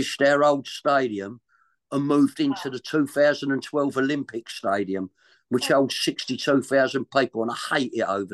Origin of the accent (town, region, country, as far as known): London, United Kingdom; accent: Cockney